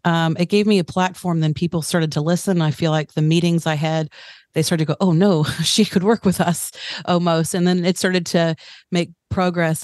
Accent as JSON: {"language": "English", "country": "United States", "tie": "born or raised there", "moved": "as an adult", "lives_now": "Tauranga, New Zealand", "said": "I'm American-born New Zealander. So I've spent the last 15 years in mm-hmm. Tauranga"}